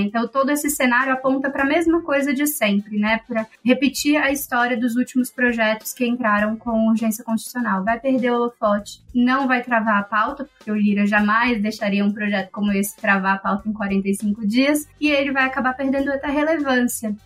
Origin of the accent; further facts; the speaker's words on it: Brazil; Como bons brasileiros